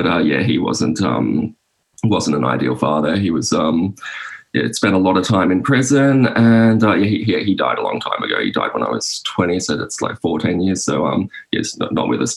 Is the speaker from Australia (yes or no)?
yes; Sydney, New South Wales, Australia; I'm from Sydney, like inner Western Sydney.